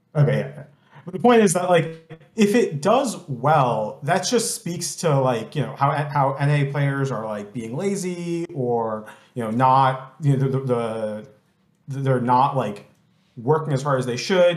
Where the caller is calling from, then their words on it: Boston, Massachusetts, United States; calling from the Boston area